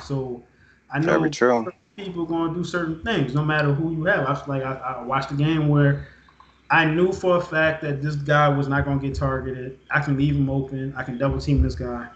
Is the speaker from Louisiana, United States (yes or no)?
yes; New Orleans, Louisiana, United States; also born or lived in Texas; I was born in New Orleans, lived here most of my life. There was a time period where I lived in Texas. I came back. I grew up in an era where, you know, everybody knew what New Orleans was like